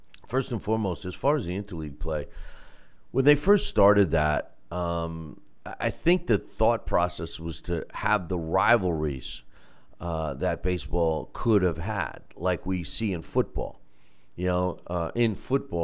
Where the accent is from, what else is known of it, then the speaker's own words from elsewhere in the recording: New York, United States; being a New Yorker